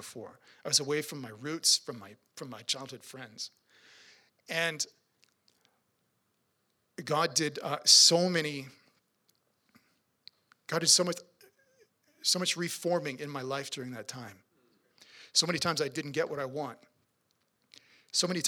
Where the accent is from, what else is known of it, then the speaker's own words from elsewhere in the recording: Swift Current, Saskatchewan, Canada; I'm from Swift Current